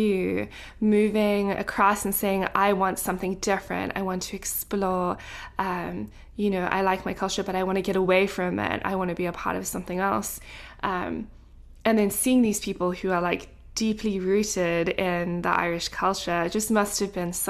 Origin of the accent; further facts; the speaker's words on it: South Africa; now in United States; being from South Africa